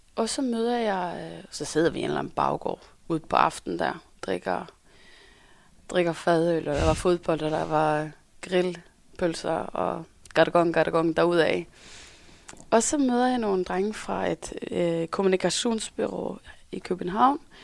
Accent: Norway; accent: Norwegian; Danish is a second language; now in Denmark; jeg kommer fra Norge

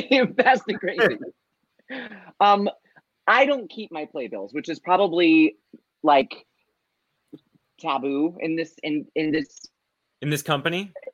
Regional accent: Ohio, United States; I'm from Ohio

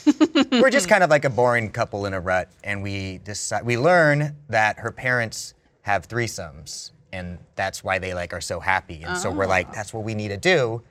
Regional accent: California, United States; I'm from the Valley.

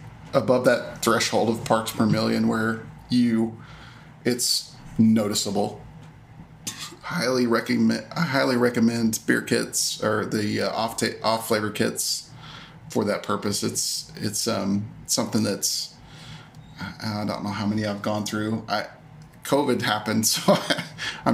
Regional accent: Arkansas, United States; the laws in Arkansas, which is where I'm from.

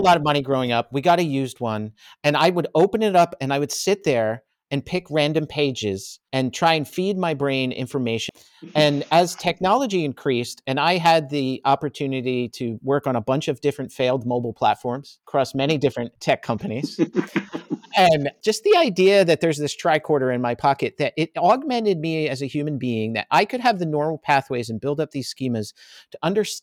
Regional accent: New Jersey, United States; I grew up in Jersey. So I was around Lucent and AT&T and Bell Labs

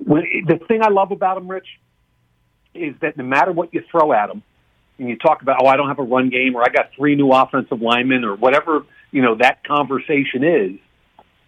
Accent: Philadelphia, Pennsylvania, United States; I'm from Philly

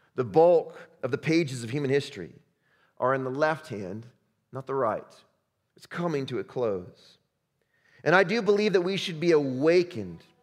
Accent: Chicago, Illinois, United States; I'm from Chicago

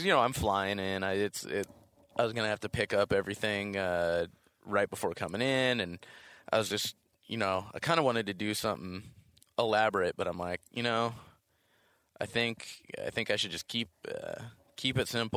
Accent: Orange County, California, United States; I grew up in Orange County, and so we were, you know, for us it was the beach

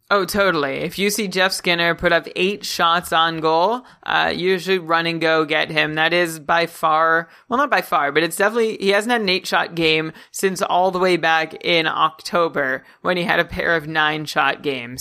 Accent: Canada; me as a Canadian

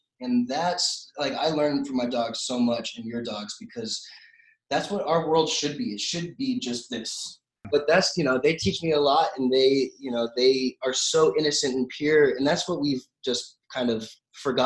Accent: Santa Clarita, California, United States; I grew up in Santa Clarita, which is a small town.

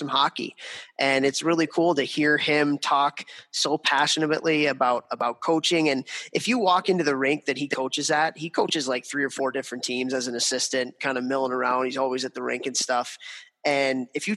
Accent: Chicago, Illinois, United States; moved away; my hometown of Chicago, Illinois

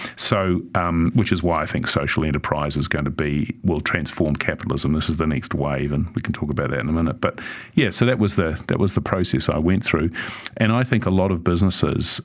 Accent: Auckland, New Zealand; growing up in Sunnyvale

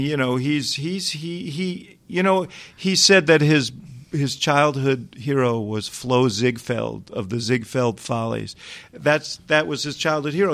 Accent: New York City, New York, United States; moved away as an adult; now in Chicago, United States; I grew up in New York City

